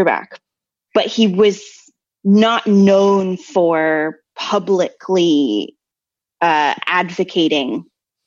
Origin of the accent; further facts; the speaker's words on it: United States; I'm the American here